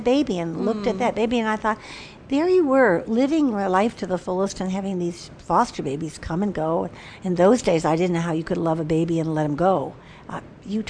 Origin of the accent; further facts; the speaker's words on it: Chicago, Illinois, United States; moved away as an adult; I come from Chicago